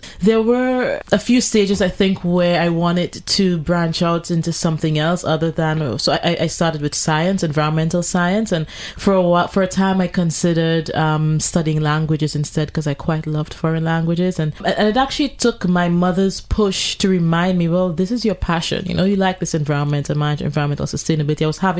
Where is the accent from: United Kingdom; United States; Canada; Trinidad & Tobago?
Trinidad & Tobago; I have had my challenges growing up in Trinidad and Tobago.